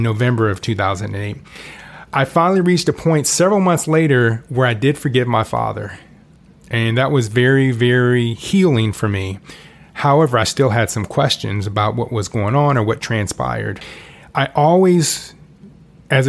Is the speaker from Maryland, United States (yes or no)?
no; Orlando, Florida, United States; also born or lived in Kansas City; We moved from Kansas City to Orlando when I was 8